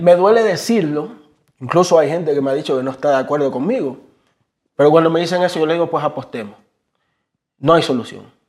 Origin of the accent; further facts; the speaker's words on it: Guayaquil, Guayas, Ecuador; nosotros somos de la Tulcán y la B, por la entrada de la Boca del Diablo, Cristo el Consuelo, un barrio muy aliñado